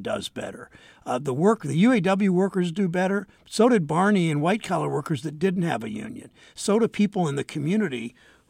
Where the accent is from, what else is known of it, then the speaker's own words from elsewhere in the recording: Mansfield, Ohio, United States; when I was growing up in Mansfield, Ohio